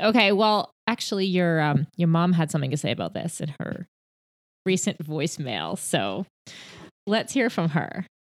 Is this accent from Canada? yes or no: yes; Canada; I'm Canadian